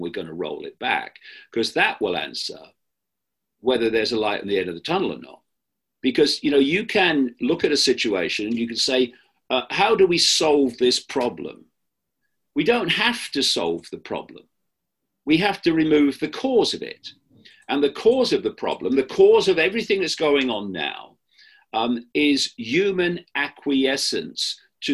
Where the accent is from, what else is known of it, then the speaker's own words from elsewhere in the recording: Leicester, East Midlands, United Kingdom; moved away; My hometown of Leicester in the English Midlands